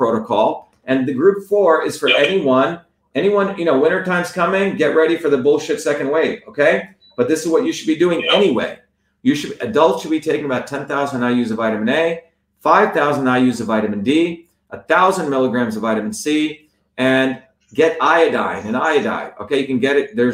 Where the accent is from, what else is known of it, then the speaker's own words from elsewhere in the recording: New Jersey, United States; I grew up in New Jersey